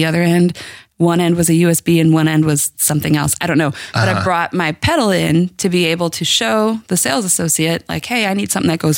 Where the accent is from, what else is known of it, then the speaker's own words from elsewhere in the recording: Midwest, United States; moved away; I'm from the Midwest